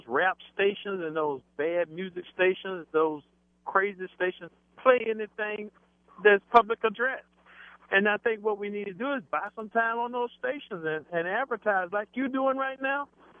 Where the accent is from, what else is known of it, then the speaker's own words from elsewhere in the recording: Richmond, Virginia, United States; also born or lived in Hampton; I'm from the Richmond area. I'm not in Hampton now.